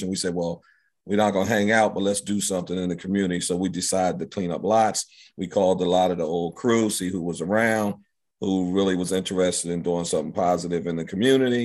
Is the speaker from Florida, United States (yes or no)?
no; Philadelphia, Pennsylvania, United States; I grew up in Germantown, went to Emlyn, Roosevelt, Martin Luther King, and Germantown High School